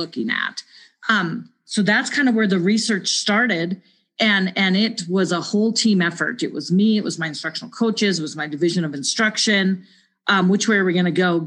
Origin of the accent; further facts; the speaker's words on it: Montana, United States; also born or lived in Cheyenne, Wyoming; now in Wyoming, United States; I was born and raised in Montana.